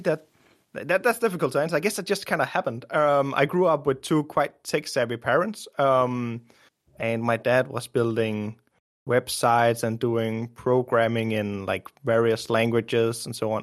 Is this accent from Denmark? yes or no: yes; Denmark; also born or lived in Copenhagen; I grew up in Denmark, from Denmark, living in Denmark